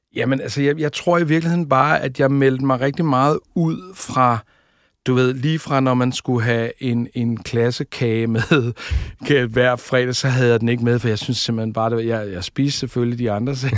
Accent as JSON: {"language": "Danish", "town": "Tårnby", "region": "Capital Region of Denmark", "country": "Denmark", "tie": "born or raised there", "said": "Jeg er født ude i øh, noget, der hedder Tornby, ude på Amager"}